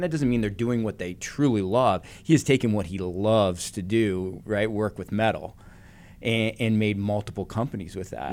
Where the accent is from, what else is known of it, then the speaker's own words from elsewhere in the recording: Canada; growing up in Canada